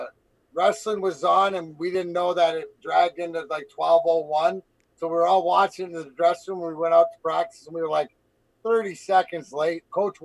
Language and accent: English; Canada; And being Canadian, you gotta love it.